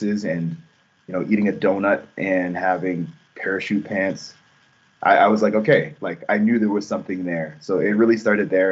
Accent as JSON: {"language": "English", "town": "Calgary", "region": "Alberta", "country": "Canada", "tie": "born or raised there", "moved": "as an adult", "lives_now": "Toronto, Canada", "said": "growing up in Calgary"}